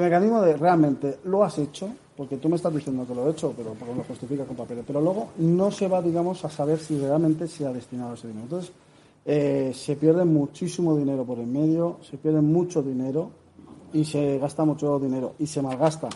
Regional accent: Alicante, Valencian Community, Spain; yo soy de Alicante, la provincia de Alicante

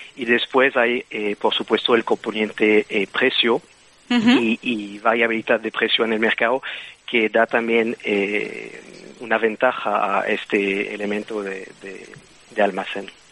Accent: Belgium; Spanish is a second language; moved away; como puedes entender con el acento, pues eh, soy de Bélgica

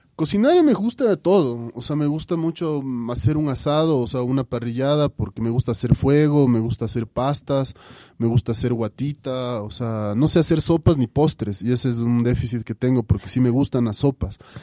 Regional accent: Quito, Pichincha, Ecuador; un quiteño ecuatoriano eh, orgulloso de sus raíces

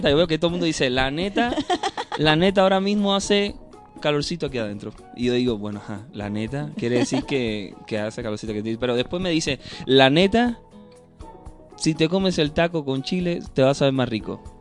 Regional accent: Cuba; accent: Cuban; Independientemente de que hablemos español los dos, tú hablas mexicano, y yo hablo cubano.

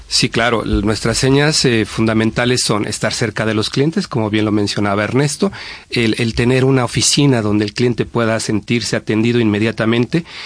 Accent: Mexico; moved away as an adult; now in Spain; México, que es también mi país

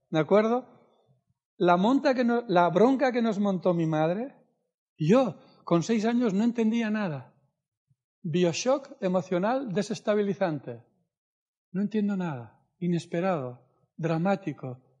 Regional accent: Argentina; sabes que soy de Argentina, yo vivía en Mendoza

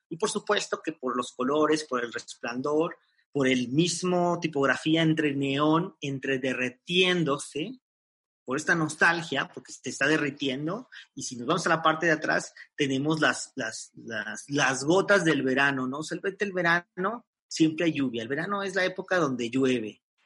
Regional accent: Mexico; para nosotros como mexicanos

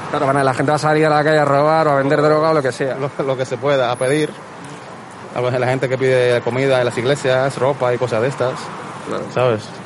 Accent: Dominican Republic; now in Madrid, Spain; Yo soy dominicano, pero mi padre es valenciano

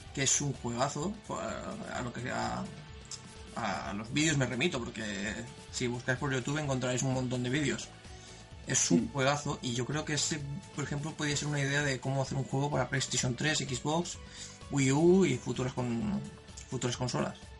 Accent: Spain; como todo español

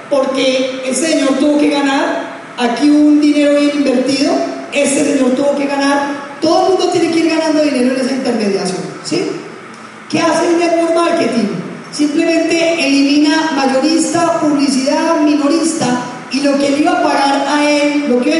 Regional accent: Pereira, Risaralda, Colombia; Si usted y yo como pereiranos, como colombianos, entendemos esto, entendemos que tenemos una oportunidad que pocas veces se nos presenta.

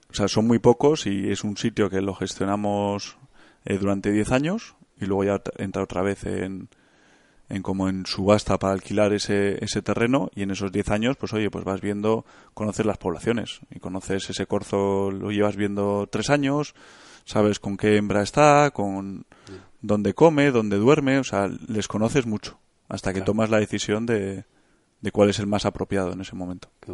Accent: Bilbao, Basque Country, Spain; yo soy de Bilbao, tengo 32 años

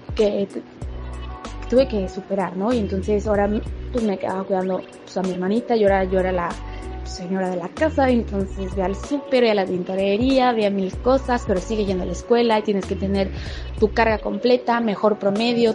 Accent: Mérida, Yucatán, Mexico; moved away; Yo estoy ahorita en mi pueblo también porque mi familia vive en Mérida, entonces estoy en Mérida con mi papá y mi hermanita

